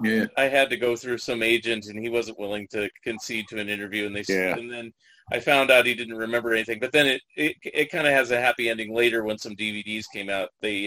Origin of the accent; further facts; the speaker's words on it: San Jose, California, United States; also born or lived in San Francisco; I grew up in Northern California, so San Jose area, and I lived in San Francisco for a number of years.